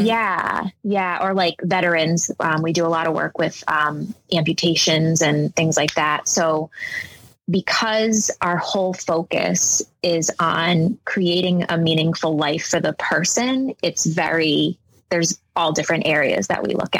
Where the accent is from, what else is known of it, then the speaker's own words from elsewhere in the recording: Rhode Island, United States; I grew up in Rhode Island um, with my mom and my stepdad mostly